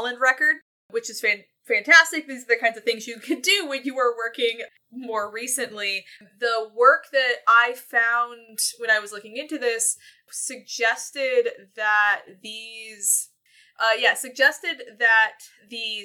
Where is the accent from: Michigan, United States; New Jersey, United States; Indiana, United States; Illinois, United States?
Michigan, United States; I'm from Michigan.